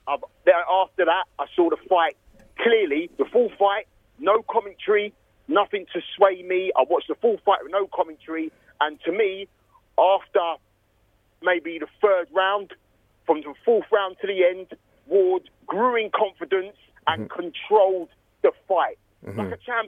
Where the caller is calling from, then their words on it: London, United Kingdom; I'm calling from Hendon in northwest London